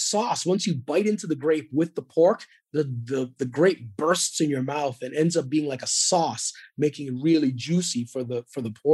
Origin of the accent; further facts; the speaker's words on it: Edmonton, Alberta, Canada; moved away; I grew up in Edmonton, Alberta, at a time where there was much less diversity in Edmonton, Alberta.